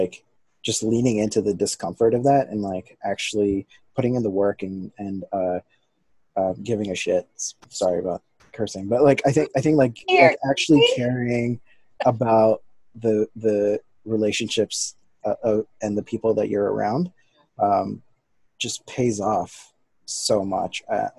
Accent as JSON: {"language": "English", "country": "India", "also_born_or_lived": "Bahrain", "said": "He knows that I'm coming from Bahrain, which is a Muslim country, but I'm Indian, you know"}